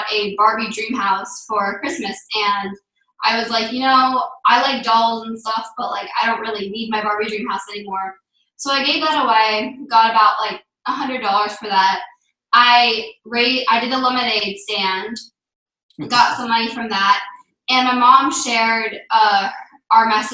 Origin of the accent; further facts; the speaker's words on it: Wellington, Florida, United States; I'm 11 years old, and I'm from Wellington, Florida.